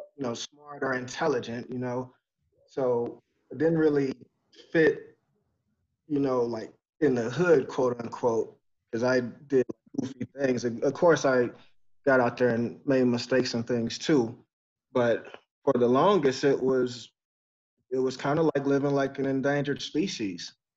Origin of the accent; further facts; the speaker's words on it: Texas, United States; also born or lived in Detroit, Michigan; I was born in Detroit, but you know I left there when I was two, and spent the most in Texas.